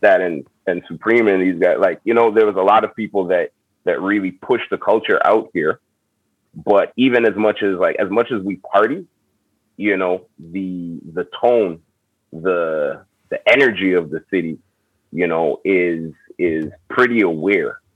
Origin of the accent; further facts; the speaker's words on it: Montreal, Quebec, Canada; I'm from Montreal, Canada.